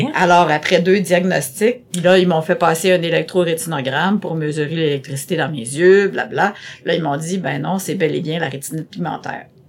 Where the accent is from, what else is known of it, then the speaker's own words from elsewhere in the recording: Terrebonne, Quebec, Canada; first language French; also born or lived in Montreal; je dis jamais que je suis venue de Montréal, que je viens de Montréal, mais je viens plutôt de Terrebonne parce que j'ai commencé euh, à la toute petite école, euh, au, primaire à Terrebonne